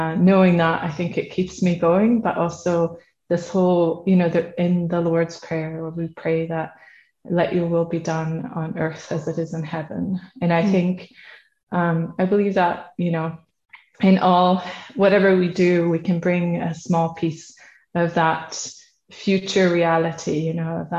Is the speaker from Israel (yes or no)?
no; Netherlands; now in Sweden; I'm from the Netherlands, based in Sweden.